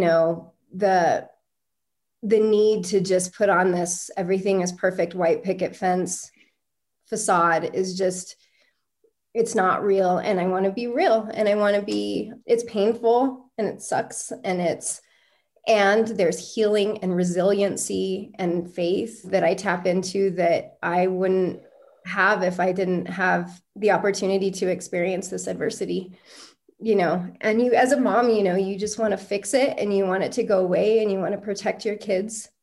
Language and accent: English; Albuquerque, New Mexico, United States; growing up in Albuquerque, I grew up in a really poor neighborhood